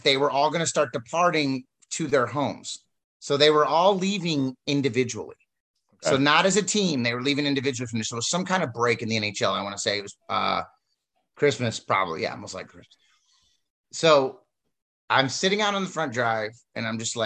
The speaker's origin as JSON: {"language": "English", "town": "St. Louis", "region": "Missouri", "country": "United States", "said": "I'm from St. Louis"}